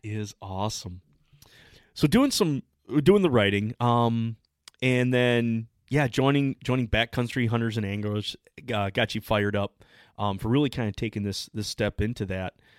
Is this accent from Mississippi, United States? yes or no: no; Michigan, United States; we're from the Midwest. I'm from Michigan